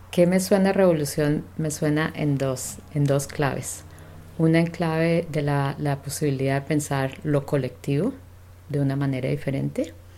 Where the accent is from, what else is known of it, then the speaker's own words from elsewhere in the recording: Colombia; moved away as an adult; now in Vancouver, Canada; mi juventud, eh, desde que, particularmente desde que terminé, estaba terminando la secundaria. Eh, es un tiempo, estamos hablando de los años setenta, en el que en Colombia